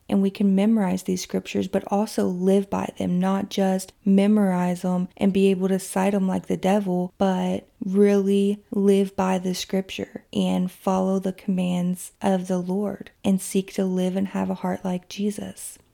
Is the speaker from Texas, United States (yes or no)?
no; Kentucky, United States; my hometown in Kentucky